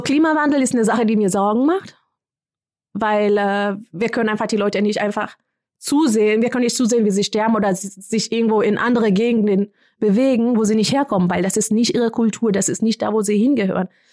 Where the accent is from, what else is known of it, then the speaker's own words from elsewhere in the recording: Kenya; moved away; ich komme aus Kenia, ich kenne die Sprachen.